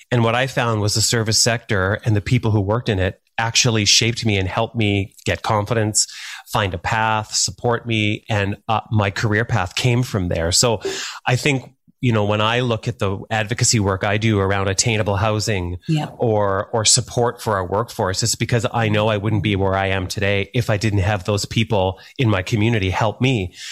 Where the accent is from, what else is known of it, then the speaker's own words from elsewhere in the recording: Thunder Bay, Ontario, Canada; moved away; also born or lived in Calgary; I grew up in Thunder Bay, Northwestern Ontario